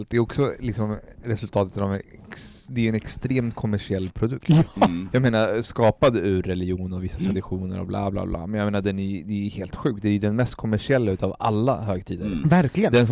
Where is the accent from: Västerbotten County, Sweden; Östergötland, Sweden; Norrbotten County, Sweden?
Östergötland, Sweden; also born or lived in Colombia; Jag växte upp i Östergötland, det är liksom tre timmar söderut, där var det alltid snö. Alltså massa snö. Vi bodde vid en stor backe.